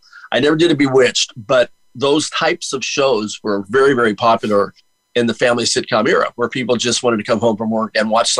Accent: South Bay area, California, United States; moved away; also born or lived in Inglewood, California; Even though I don't live full time in California anymore, I grew up in the South Bay area.

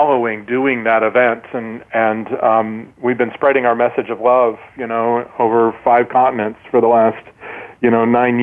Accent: Midwest, United States; I grew up in the Midwest

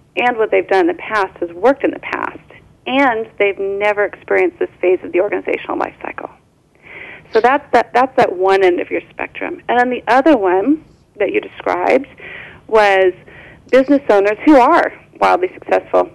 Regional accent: Orange County, California, United States; I was born and raised in Orange County, California

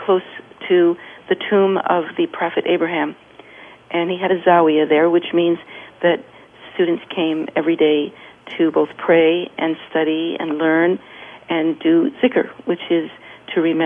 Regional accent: California, United States; from California

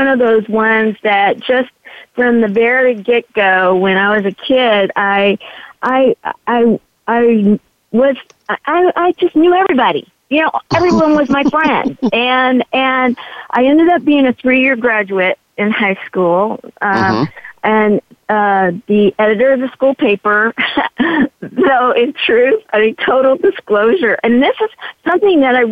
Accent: San Diego, California, United States; I was raised in the East County of San Diego

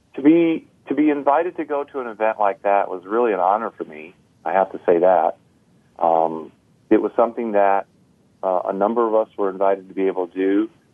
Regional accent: North Country, New York, United States; now in Crown Point, United States; I was raised in the North Country, New York

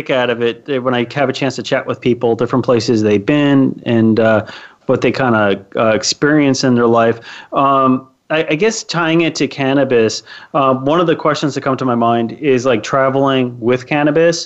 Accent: Florida, United States; I'm from Florida, and I know a Florida accent.

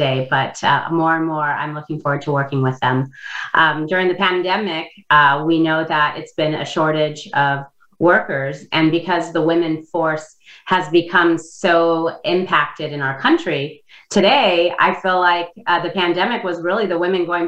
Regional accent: Indonesia; English is a second language; now in United States; I came from Indonesia. I was born and raised there, and I didn't learn to speak English until I was at a later time in my life.

